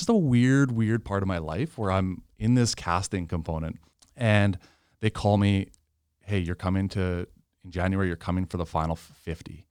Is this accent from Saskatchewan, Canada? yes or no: yes; Regina, Saskatchewan, Canada; also born or lived in Yorkton; my parents moved to Regina when I was two, raised in Regina